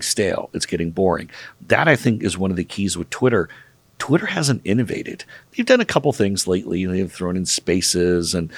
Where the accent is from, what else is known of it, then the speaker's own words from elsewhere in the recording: Seattle, Washington, United States; I grew up in Seattle